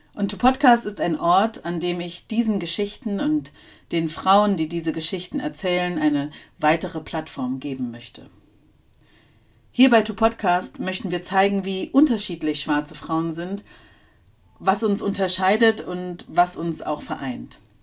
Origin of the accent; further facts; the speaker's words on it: Germany; also born or lived in East Germany (GDR); geboren in der damaligen DDR, wo ich auch teilweise meine Kindheit verbracht habe und dann aufgewachsen in Westdeutschland